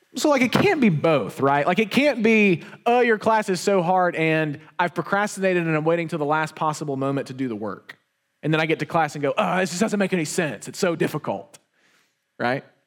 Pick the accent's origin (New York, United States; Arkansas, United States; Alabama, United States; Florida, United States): Alabama, United States; Wetumpka; also born or lived in Montgomery, Alabama; when we were younger, we moved into a, a new house. We moved from Montgomery to Wetumpka